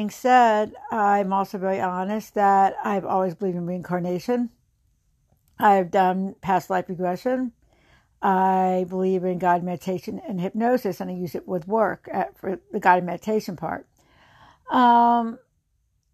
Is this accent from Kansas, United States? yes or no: no; near Princeton, New Jersey, United States; I grew up in New Jersey in a very rural little town outside of Princeton